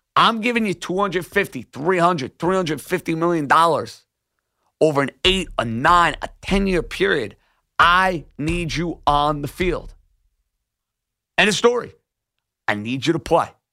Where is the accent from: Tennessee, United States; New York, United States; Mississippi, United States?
New York, United States; New York City; My home borough